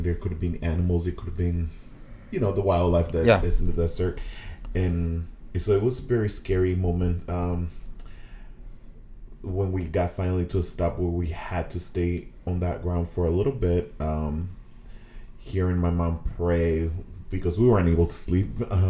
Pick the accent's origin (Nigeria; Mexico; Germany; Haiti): Mexico; English is a second language; now in United States; So I started learning English in Mexico. You know, just like here, they teach Spanish in Mexico.